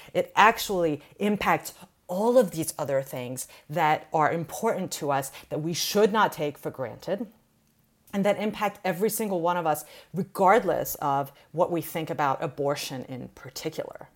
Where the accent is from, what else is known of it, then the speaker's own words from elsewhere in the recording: Iran; now in United States; I'm an immigrant from Iran